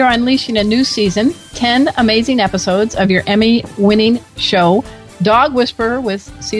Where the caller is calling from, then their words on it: Oceanside, California, United States; I'm calling you from Oceanside.